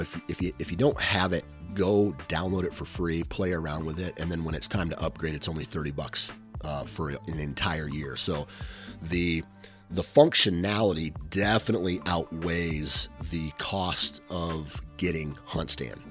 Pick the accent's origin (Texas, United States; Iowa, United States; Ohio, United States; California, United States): Iowa, United States; a fellow Iowan